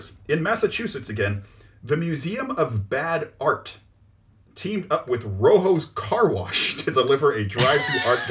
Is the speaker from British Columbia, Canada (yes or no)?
yes; Vancouver, British Columbia, Canada; this was in, my hometown, Vancouver, Canada